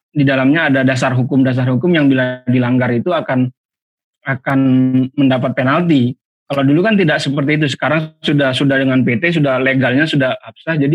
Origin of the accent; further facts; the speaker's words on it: Medan, North Sumatra, Indonesia; pengalaman masa kecil di Medan itu ada juga tarkam seingat seingat saya waktu masih kecil itu masih SD salah satu pemain yang tampil di tarkam daerah saya